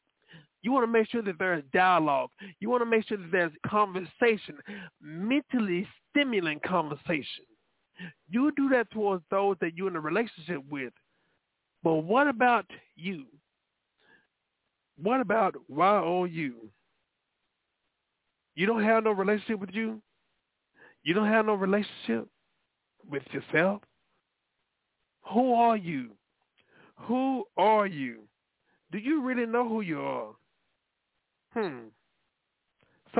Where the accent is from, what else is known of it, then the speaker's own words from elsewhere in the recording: Dallas, Texas, United States; I was born in South Dallas, but raised in Oak Cliff